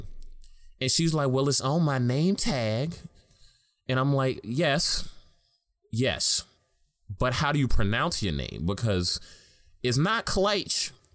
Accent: New York City, New York, United States; I was born and raised in Harlem

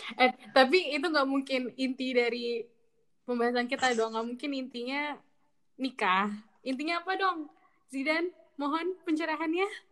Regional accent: Bekasi, West Java, Indonesia; moved away as an adult; now in Jember, Indonesia; Aku dari Bekasi

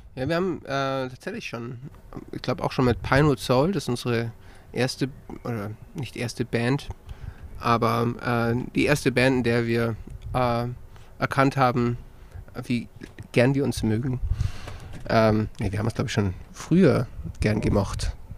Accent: Lützelburg, Bavaria, Germany; now in Augsburg, Germany; ursprünglich aus Lützelburg

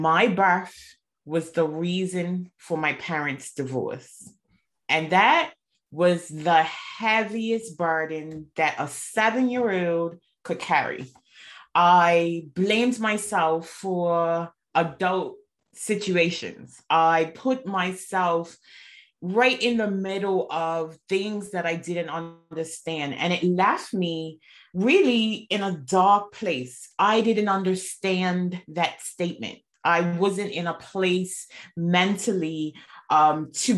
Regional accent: Bermuda; moved away as an adult; now in United Kingdom; I'm originally from Bermuda. I moved to the UK 8 years ago

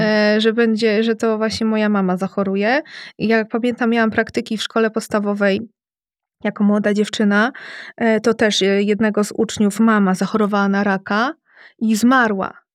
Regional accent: Radom, Masovian Voivodeship, Poland; Jestem z Radomia

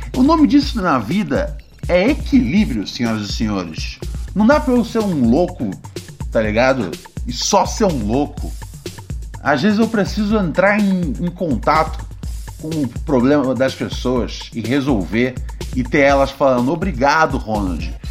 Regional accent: Rio de Janeiro, Brazil; moved away as an adult; já saí do Rio de Janeiro já tem já uns 10 anos

